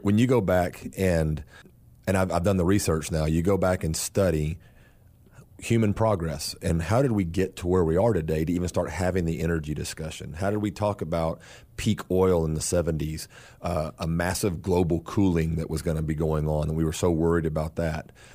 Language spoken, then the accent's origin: English; South Texas, United States; I'm from South Texas. and, uh, was born and raised